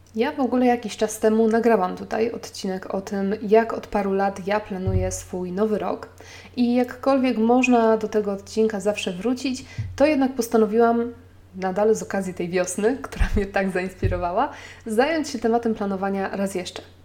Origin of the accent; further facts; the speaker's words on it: Poland; now in Warsaw, Poland; podjęliśmy decyzję o porzuceniu Warszawy i o przeprowadzce do mojej rodzinnej miejscowości 350 km dalej